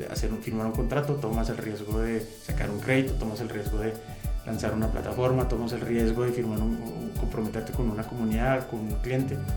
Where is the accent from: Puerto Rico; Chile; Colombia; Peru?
Colombia; now in Mexico; yo soy colombiano eh, y mexicano, como Chabela, por decisión. Muy bien. llevo 10 años en, México y hace 4 me nacionalicé.